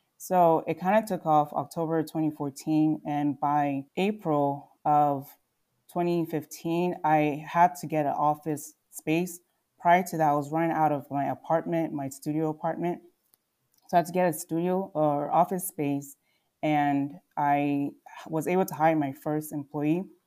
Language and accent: English; Telford, Pennsylvania, United States; also born or lived in Nigeria / Philadelphia / Oklahoma; I was born in Nigeria, and my family moved to the U S when I was six years old. And we moved to Philadelphia, and later on, we moved outside the city to the suburbs.